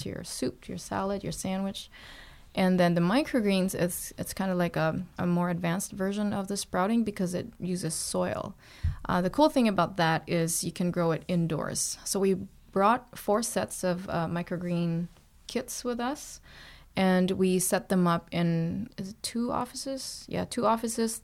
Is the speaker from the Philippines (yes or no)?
yes; Philippines; moved away as an adult; also born or lived in Toronto, Canada; now in Canada; I was born in the Philippines, and then I moved to Toronto when I was twenty-seven, twenty-eight years old